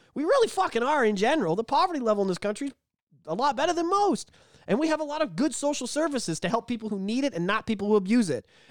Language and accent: English; Canada